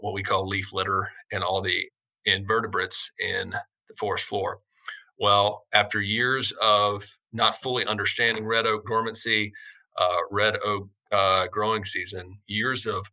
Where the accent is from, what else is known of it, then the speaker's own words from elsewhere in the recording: Arkansas, United States; moved away as an adult; I grew up in very rural Arkansas, grew up hunting and fishing